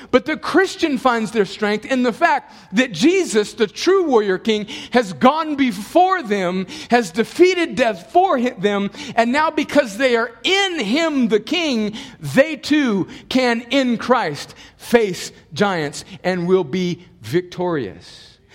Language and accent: English; United States; I'm so thankful that God in His providence caused me to be born here. And I was born in a place where a mile down the road there was a fence to a place we like to call Mexico.